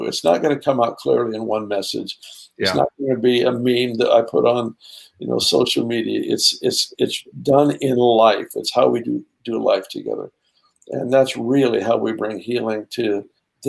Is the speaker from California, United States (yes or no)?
yes; Southern California, United States; now in Redding, United States; I grew up in Southern California